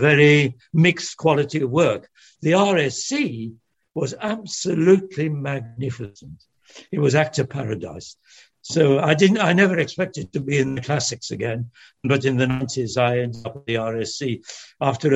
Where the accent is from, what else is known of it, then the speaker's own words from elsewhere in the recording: Manchester, North West England, United Kingdom; English is a second language; also born or lived in France; there was a very big factory making agricultural machinery in Trafford Park in Manchester. I didn't speak a word of English